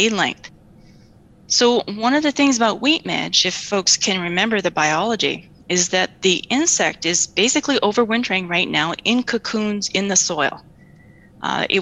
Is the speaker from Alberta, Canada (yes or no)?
yes; Warner, Alberta, Canada; also born or lived in Peace Region; I grew up in Warner, Alberta